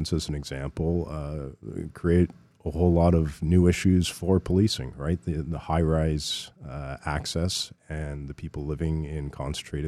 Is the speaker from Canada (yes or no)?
yes; Burlington, Ontario, Canada; I grew up in Burlington